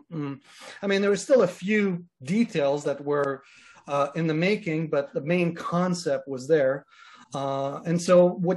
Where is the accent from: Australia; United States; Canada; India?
Canada; I'm Canadian, and I'm in Toronto right now. I live in Canada